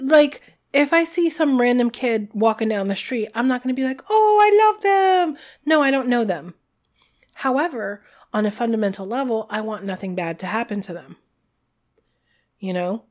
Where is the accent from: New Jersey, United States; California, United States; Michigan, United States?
New Jersey, United States; we're from New Jersey